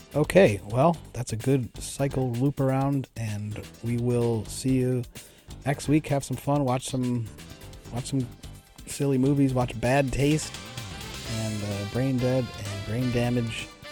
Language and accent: English; Buffalo, New York, United States; We're both from Buffalo